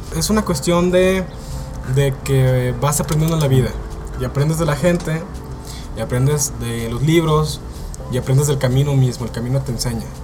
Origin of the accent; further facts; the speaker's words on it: Mexicali, Baja California, Mexico; somos un par de familias de Baja California, eh, por ejemplo yo crecí en Mexicali, somos amigos de Mexicali